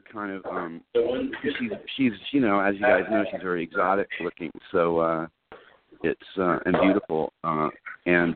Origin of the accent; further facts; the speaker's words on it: California, United States; accent: California; my California accent